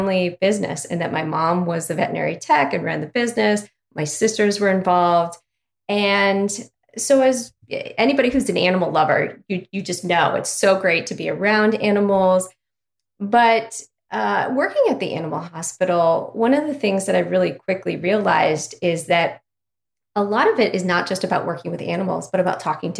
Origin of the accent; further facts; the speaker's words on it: Ohio, United States; I'm from Ohio, little town in Ohio